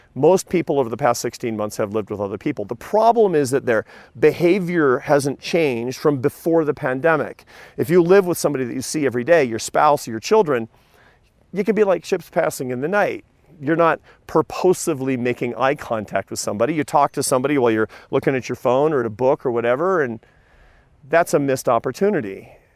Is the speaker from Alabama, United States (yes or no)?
no; Seattle, Washington, United States; I grew up in Seattle, Washington